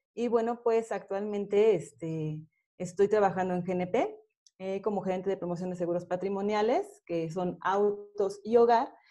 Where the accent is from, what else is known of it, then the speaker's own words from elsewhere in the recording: State of Mexico, Mexico; pues yo soy de aquí del Estado de México, ¿no? Ellos se conocieron aquí y pues aquí, de aquí, aquí soy.